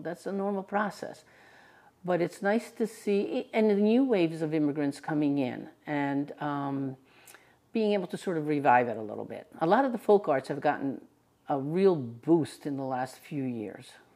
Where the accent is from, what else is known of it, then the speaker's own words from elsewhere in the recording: New Jersey, United States; I was born here in the United States in New Jersey